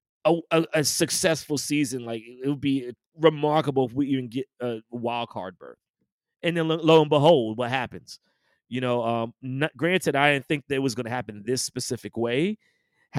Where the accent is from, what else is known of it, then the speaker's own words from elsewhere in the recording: New York, United States; now in Richmond, United States; I'm from New York.